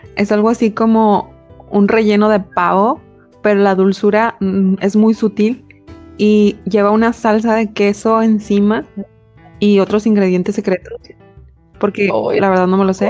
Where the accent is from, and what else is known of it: Mexico